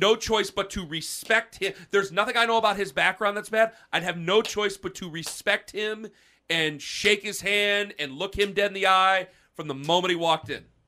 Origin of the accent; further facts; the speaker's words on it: Canton, United States; I was born in Canton